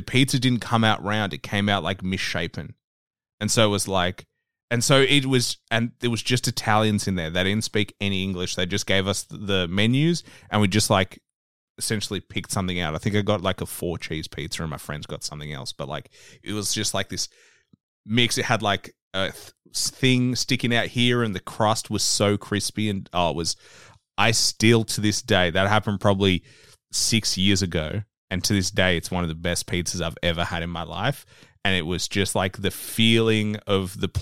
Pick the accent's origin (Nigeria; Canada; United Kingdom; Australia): Australia; I'm from Australia.